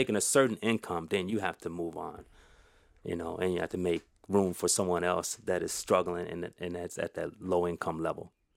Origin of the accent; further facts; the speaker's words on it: Elgin, Illinois, United States; I'm an Elgin knight, you know, so I was, wasn't born in Elgin, but I was raised in Elgin all of my life.